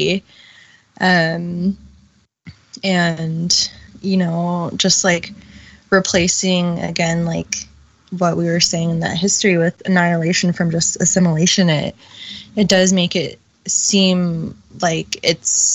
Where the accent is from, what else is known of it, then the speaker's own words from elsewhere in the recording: United States; she had me on the U.S. side of the U.S.-Mexico border so I could be an American